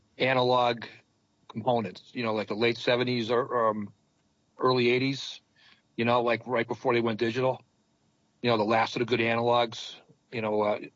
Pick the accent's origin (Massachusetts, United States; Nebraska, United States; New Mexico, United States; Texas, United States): Massachusetts, United States; Springfield; I grew up in a two-family house in Springfield